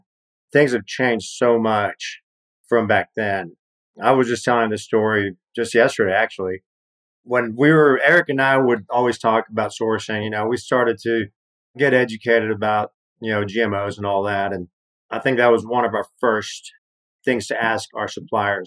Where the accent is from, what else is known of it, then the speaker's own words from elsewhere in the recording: Mexico City, Mexico; also born or lived in Atlanta; now in Austin, United States; my experience of growing up in Mexico City and moving to the States